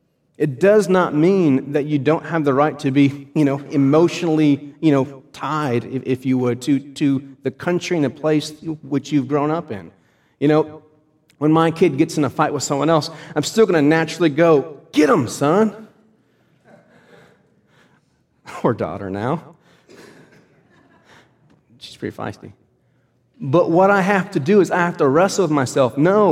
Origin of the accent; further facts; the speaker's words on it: United States; I am first a Christian, and then I am an American.